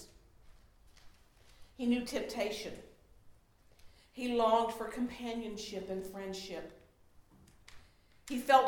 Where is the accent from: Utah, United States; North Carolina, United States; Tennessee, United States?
North Carolina, United States; Charlotte; I love my hometown